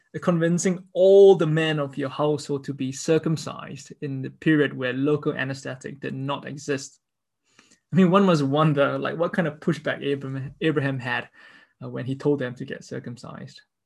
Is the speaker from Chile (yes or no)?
no; Singapore; I grew up in Singapore